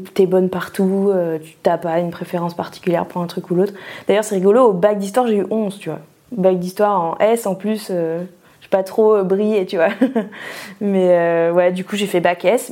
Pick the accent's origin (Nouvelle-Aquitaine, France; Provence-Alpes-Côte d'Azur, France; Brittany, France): Nouvelle-Aquitaine, France; Pau; moved away as an adult; also born or lived in Bordeaux / Toulouse; J'ai grandi sous la pluie euh, à Pau